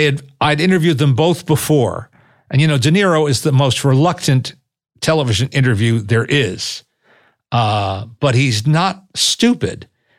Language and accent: English; New York City, New York, United States; I'm from New York. I'm a native New Yorker.